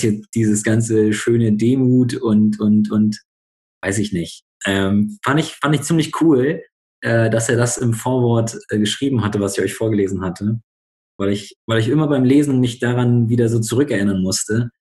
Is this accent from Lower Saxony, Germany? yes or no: no; Bremen, Germany; now in Berlin, Germany; ich komme eigentlich aus Bremen, wohne jetzt gerade in Berlin